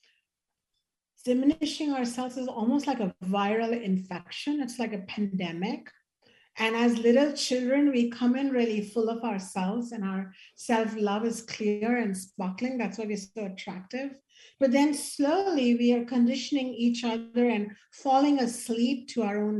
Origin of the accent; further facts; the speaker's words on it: India; as an Indian woman